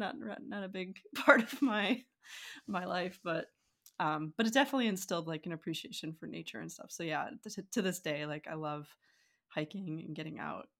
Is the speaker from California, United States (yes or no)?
no; North Dakota, United States; I always say that growing up in North Dakota as a kid was actually pretty great because we lived near a rodeo.